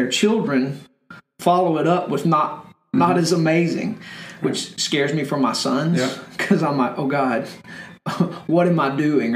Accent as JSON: {"language": "English", "country": "United States", "said": "as an American Christian"}